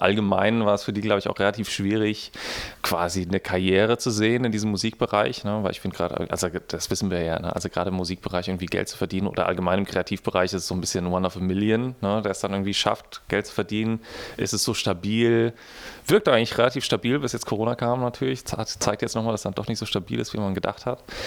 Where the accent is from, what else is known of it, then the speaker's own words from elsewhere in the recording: Frankfurt, Hesse, Germany; now in Berlin, Germany; als Frankfurter Junge oder aus dem Vorort von Frankfurter Junge, der nach Berlin kommt